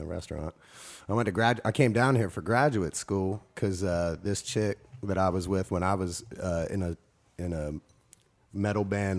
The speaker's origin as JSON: {"language": "English", "town": "Morgantown", "region": "West Virginia", "country": "United States", "tie": "born or raised there", "moved": "as an adult", "lives_now": "New Orleans, United States", "said": "I was born in Morgantown."}